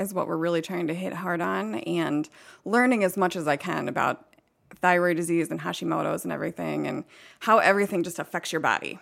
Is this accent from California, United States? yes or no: no; Dennison, Southeast Ohio, United States; moved away as an adult; also born or lived in Flint, Michigan; I grew up in Southeast Ohio. It's called Denison.